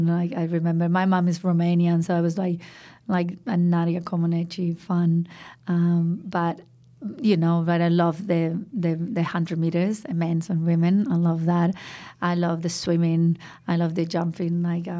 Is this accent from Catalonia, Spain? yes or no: no; Madrid, Community of Madrid, Spain; So I grew up in Madrid, which is the capital of Spain, a big city, and in the center of Madrid.